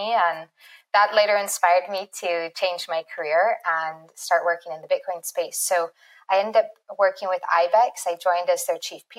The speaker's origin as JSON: {"language": "English", "region": "Northern California", "country": "United States", "tie": "born or raised there", "also_born_or_lived": "San Francisco", "moved": "as an adult", "said": "I'm from Northern California, grew up in a small mountain town"}